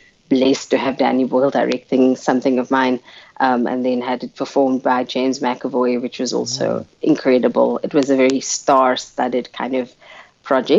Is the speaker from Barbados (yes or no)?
no; Cape Town, Western Cape, South Africa; first language Afrikaans; English is a second language; I grew up in Mitchell's Plain, and I'm the kid of two cops raised by police officers